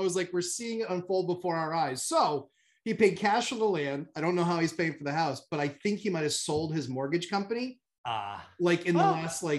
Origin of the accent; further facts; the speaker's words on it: New Hampshire, United States; Yeah, I'm from New Hampshire.